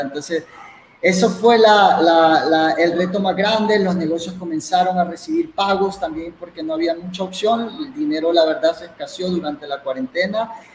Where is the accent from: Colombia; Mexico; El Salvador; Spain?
El Salvador; soy un salvadoreño